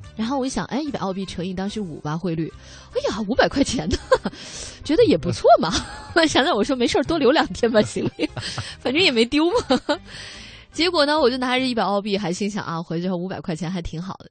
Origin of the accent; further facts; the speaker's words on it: China; 我们中国的小孩儿